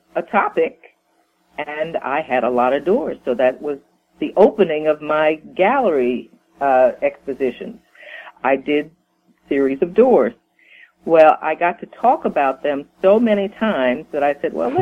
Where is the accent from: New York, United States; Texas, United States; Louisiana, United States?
New York, United States; growing up in the family environment that I grew up in New York